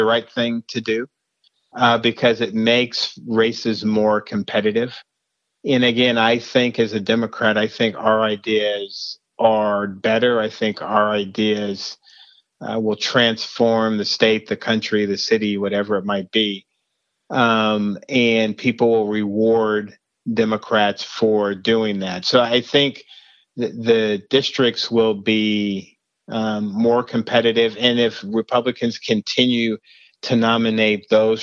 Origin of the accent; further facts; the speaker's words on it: Denver, Colorado, United States; I grew up in Denver